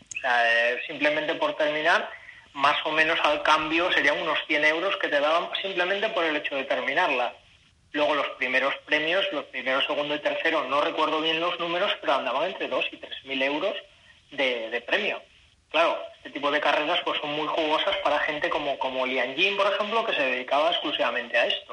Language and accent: Spanish; Asturias, Spain; now in China; en Asturias, ahí en mi tierra